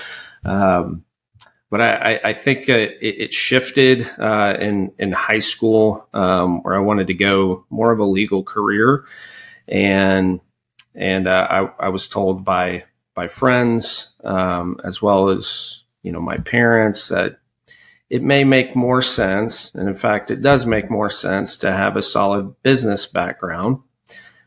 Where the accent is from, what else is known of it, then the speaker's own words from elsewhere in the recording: Frisco, Texas, United States; also born or lived in Rowlett, Texas / Charlottesville, Virginia; I'm a Texas native and a Dallas native